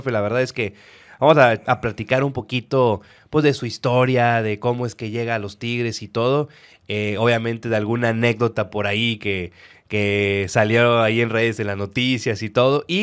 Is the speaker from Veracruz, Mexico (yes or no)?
no; Nuevo León, Mexico; eran de los millonarios como ahorita somos los regios, los millonarios.